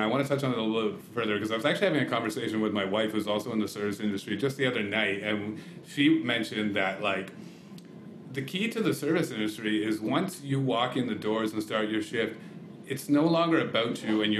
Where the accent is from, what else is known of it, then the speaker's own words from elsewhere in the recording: Canada; Well, and we're Canadian, right? So it's just kind of funny.